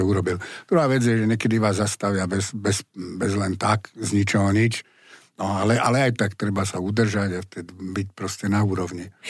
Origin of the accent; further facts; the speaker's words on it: Bratislava, Bratislava Region, Slovakia; som Bratislavčan, vyrastal som v Bratislave